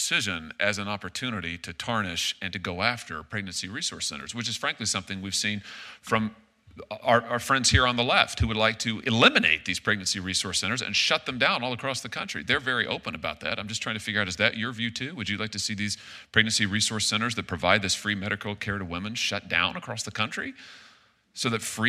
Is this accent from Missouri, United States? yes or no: yes; Missouri, United States; including in my home state of Missouri